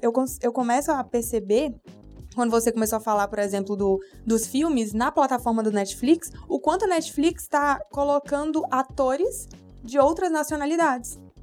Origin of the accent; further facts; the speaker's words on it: Brazil; por ter nascido no Brasil